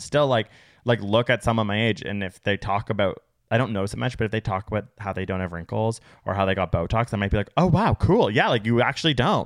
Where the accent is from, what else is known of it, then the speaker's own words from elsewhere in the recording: Canada; We live in North America. We're Canadian